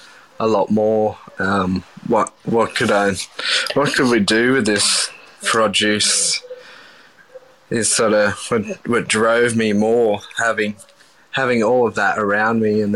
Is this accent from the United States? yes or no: no; Coffs Harbour, New South Wales, Australia; So I grew up in Coffs Harbour, mid-north coast, New South Wales.